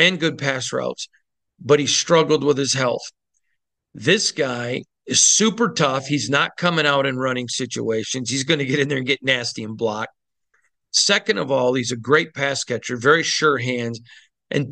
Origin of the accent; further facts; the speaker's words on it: Michigan, United States; I'm from the Midwest. I'm from Michigan